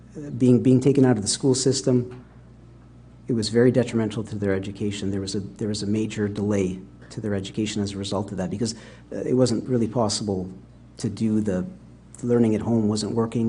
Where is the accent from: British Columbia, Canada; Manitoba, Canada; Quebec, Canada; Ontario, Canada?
Manitoba, Canada; Winnipeg; also born or lived in England; I was born in England and raised my, most of my life in Canada, in Winnipeg.